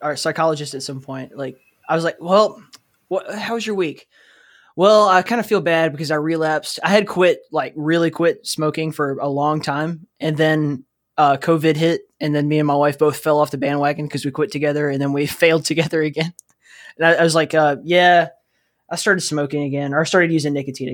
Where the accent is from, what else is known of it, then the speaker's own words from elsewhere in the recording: Alabama, United States; I'm from Alabama, and so, like, my dad chewed tobacco